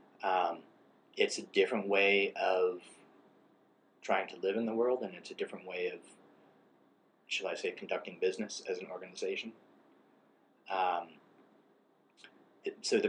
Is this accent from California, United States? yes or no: yes; California, United States; where I grew up in California